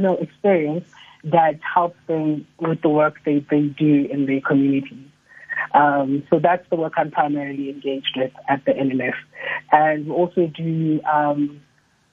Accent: East London, Eastern Cape, South Africa; also born or lived in Grahamstown; I was born in East London, small town in the Eastern Cape

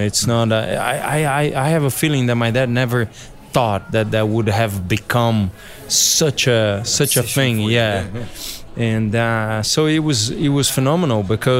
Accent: São Paulo, Brazil; English is a second language; It was a big family … when we grew up was in Interlagos, right by the track.

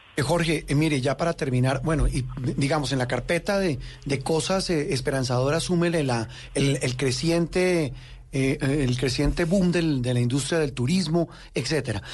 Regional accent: Colombia

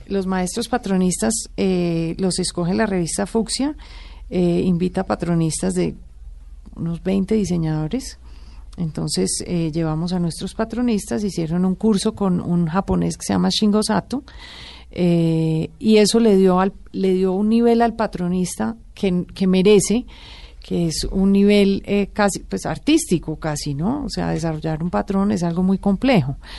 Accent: Colombia; como colombiana

